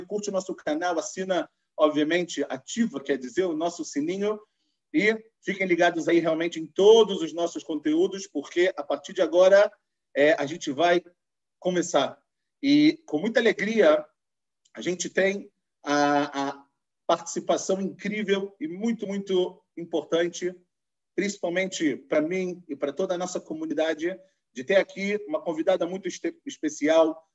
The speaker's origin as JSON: {"language": "Portuguese", "region": "Rio de Janeiro", "country": "Brazil", "accent": "carioca", "said": "carioca da gema, assim como eu, a gente consegue perceber pelo sotaque"}